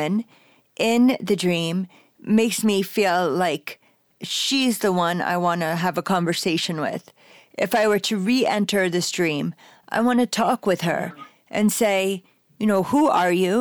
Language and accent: English; United States; we're American women